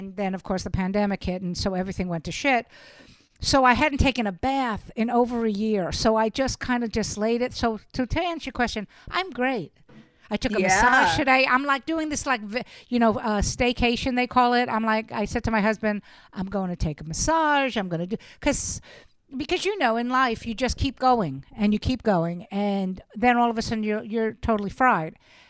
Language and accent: English; New York City, New York, United States; also born or lived in Los Angeles; No, I am born and bred. I grew up in Brooklyn, New York. I actually lived in Los Angeles.